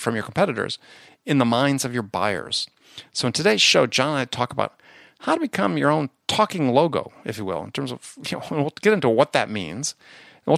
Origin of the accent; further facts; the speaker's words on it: Midwest, United States; also born or lived in New York; now in San Diego, United States; I grew up in the Midwest